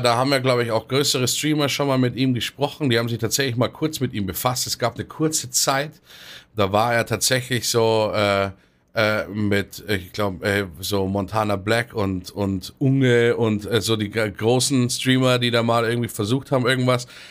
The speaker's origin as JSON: {"language": "German", "town": "Munich", "region": "Bavaria", "country": "Germany", "said": "für mich als Münchner"}